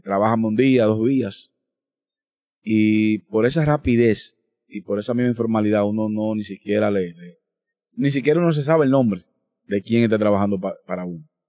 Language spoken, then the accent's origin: Spanish; Dominican Republic; como dominicano